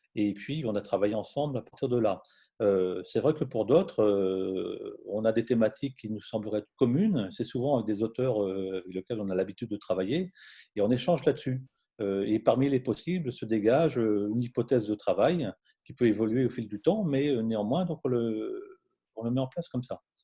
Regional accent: Brittany, France; je suis breton d'origine

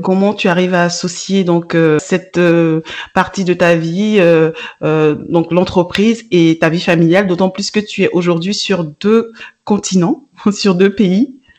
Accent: Burkina Faso; moved away; moi, je suis originaire du Burkina

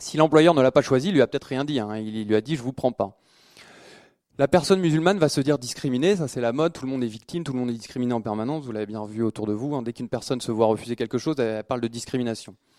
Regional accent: France; en tant que Français

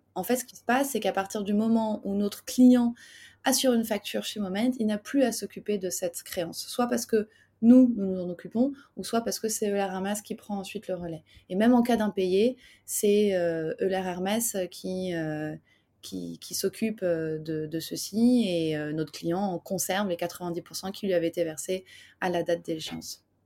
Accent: Paris, Île-de-France, France; je suis parisien.

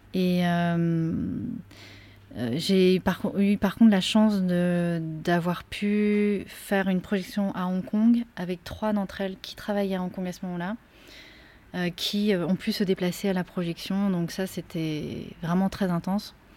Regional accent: France; also born or lived in Korea; puisque je viens de la Corée, mais en même temps, j'ai aussi grandi en France

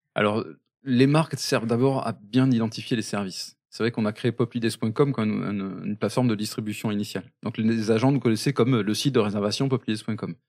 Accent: Basque Country, Nouvelle-Aquitaine, France; on est très fier d'être basque

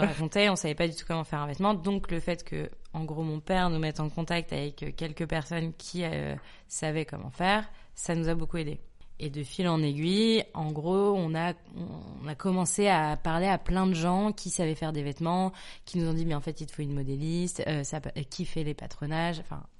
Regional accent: Nantes, Pays de la Loire, France; also born or lived in Neuilly-sur-Seine; Je suis née euh, le 10 octobre 1993 à Neuilly-sur-Seine. J'ai grandi à Nantes

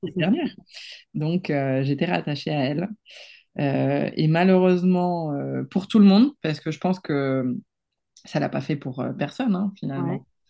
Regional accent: Barcelona, Catalonia, Spain; French is a second language; moved away as an adult; now in France; Moi, je suis espagnole à 100%. J'ai grandi à Barcelone

